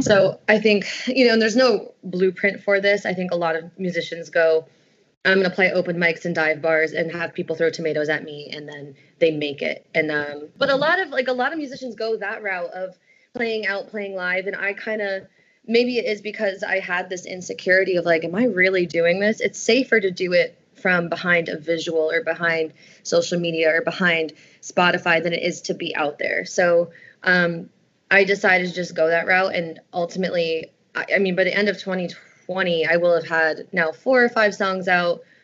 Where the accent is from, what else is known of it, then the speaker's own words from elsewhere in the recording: Stamford, Connecticut, United States; I grew up in Stamford, Connecticut